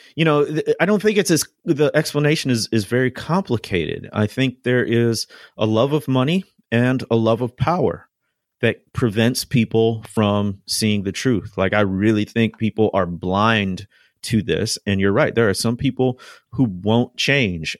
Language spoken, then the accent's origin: English; Chicago, Illinois, United States; now in Mississippi, United States; I grew up in the Midwest, in the Chicagoland area